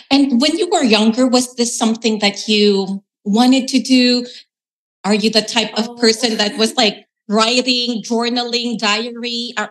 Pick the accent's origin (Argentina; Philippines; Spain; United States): Philippines; it's almost like you know, a stereotype of like, you know, be a nurse as a Filipino. And as you have shared, it's really more of because of the necessity.